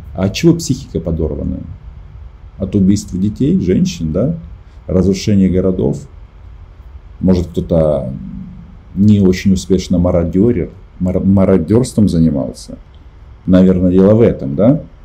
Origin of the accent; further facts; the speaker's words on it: Ukraine; Мы из Украины